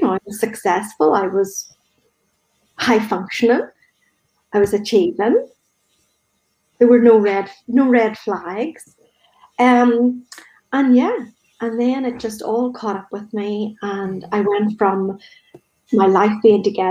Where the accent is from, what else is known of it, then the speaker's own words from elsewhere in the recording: Northern Ireland, United Kingdom; growing up in Northern Ireland